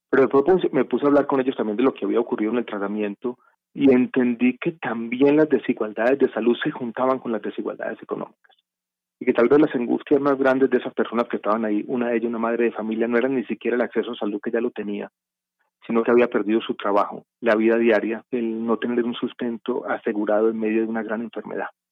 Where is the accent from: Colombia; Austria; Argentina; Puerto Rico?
Colombia; Medellín, Antioquia; now in Bogotá, Colombia; yo crecí en Medellín